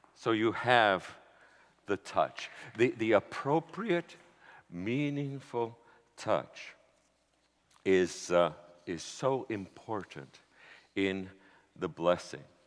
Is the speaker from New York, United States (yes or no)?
yes; New York City, New York, United States; I was from New York City